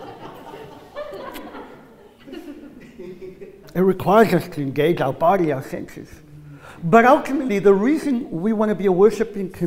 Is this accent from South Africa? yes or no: yes; South Africa; I'm South African